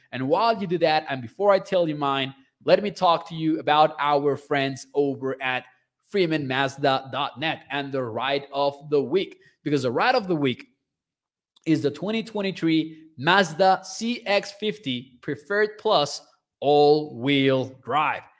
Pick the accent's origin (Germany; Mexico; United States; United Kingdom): Mexico; I am from Mexico.